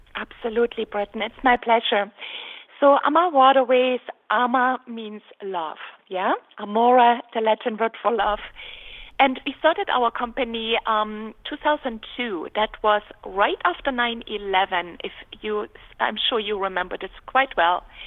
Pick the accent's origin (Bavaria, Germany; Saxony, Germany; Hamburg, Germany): Saxony, Germany; Dresden; moved away; I was born in Germany on the Elbe River, beautiful city of Dresden.